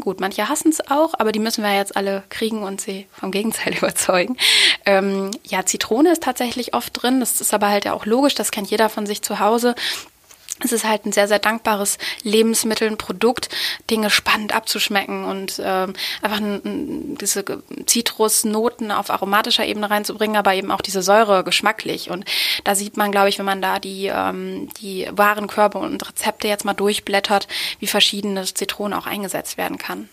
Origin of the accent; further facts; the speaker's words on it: Osnabrück, Lower Saxony, Germany; aus meiner Heimatstadt Osnabrück